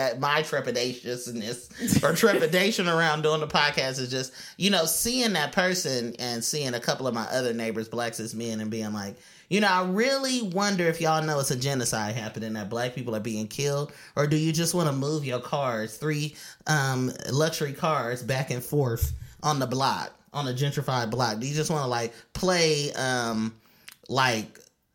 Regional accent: Oakland, California, United States; moved away as an adult; now in New York, United States; I'm from California again. You know, I'm from East Oakland.

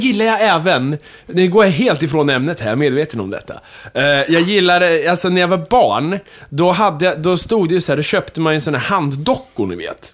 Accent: Kumla, Örebro County, Sweden; moved away; mitt pojkrum i Kumla

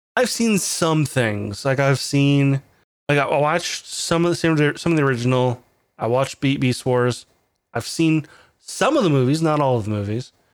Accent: United States; as an American

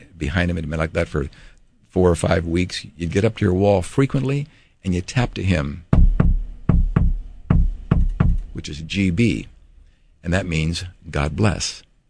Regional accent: California, United States; moved away as an adult; now in Hawaii, United States; born and raised in California, I called myself a Californian

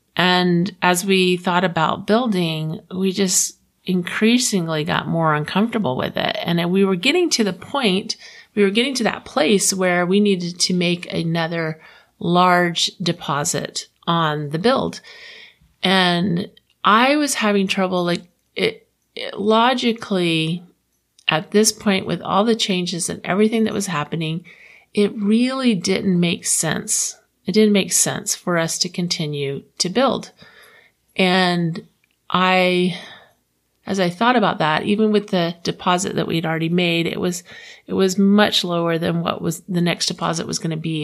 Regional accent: Florida, United States; now in Utah, United States; I'm from Florida

